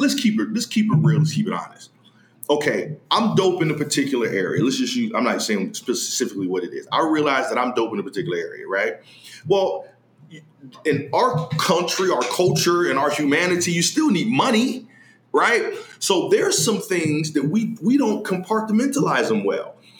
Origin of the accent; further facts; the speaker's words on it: Youngstown, Ohio, United States; born and raised in Youngstown, Ohio